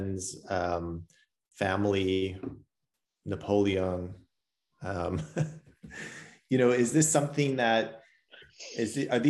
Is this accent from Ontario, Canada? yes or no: yes; Ontario, Canada; moved away as an adult; now in Portugal; I grew up in Ontario